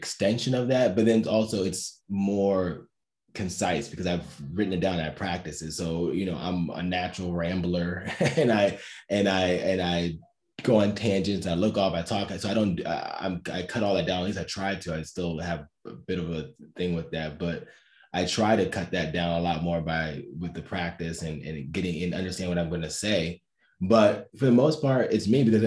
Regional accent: Cleveland, Ohio, United States; moved away as an adult; also born or lived in New York; now in Washington, D.C., United States; I'm from Cleveland.

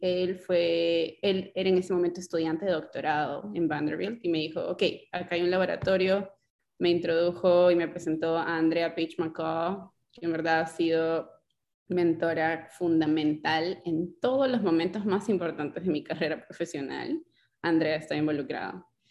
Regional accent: Lima, Peru; moved away as an adult; now in United States; yo vengo pues de San Martín de Porres, eh, un barrio donde a veces pues no sé, a algunas personas les parecerá movido, para mí San Martín de Porres es mi casa

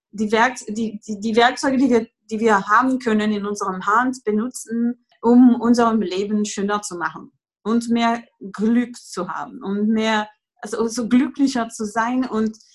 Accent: France; German is a second language; also born or lived in Greece / England; now in Germany; Äh, und ich komme aus Frankreich und ich wohne derzeit in Deutschland, wo ich dann einen Sohn habe, der zehn Jahre alt ist.

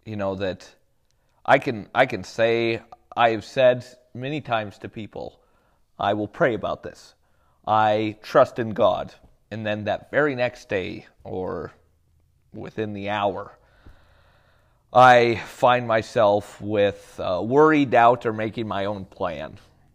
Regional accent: United States; I like to tell people, you know, yes, I'm American.

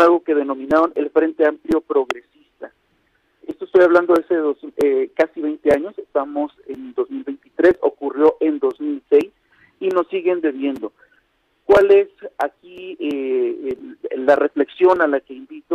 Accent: Mexico; por el hecho de ser minoría no quiere decir que no somos mexicanos

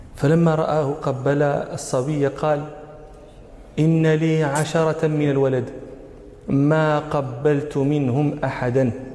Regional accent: Morocco; عندنا في المغرب

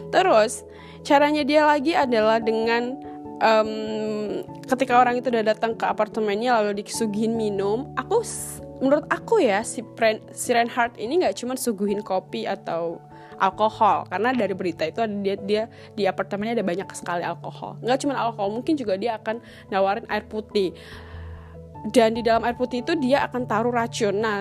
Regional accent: North Sumatra, Indonesia; aku orang Batak

